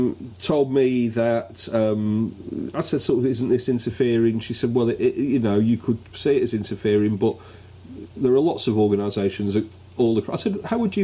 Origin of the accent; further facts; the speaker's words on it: Canada; As a Canadian, it's always struck me as deluded that the Brits think they have a special relationship with the United States. Our ties to America, that's the ties of Canada, are more durable and more vital.